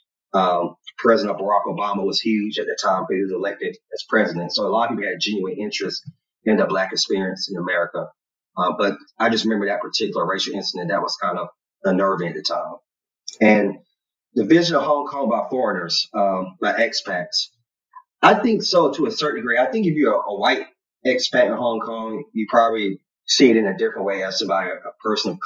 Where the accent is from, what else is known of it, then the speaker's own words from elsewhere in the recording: United States; growing up in the United States, you know, you see yourself as a Black American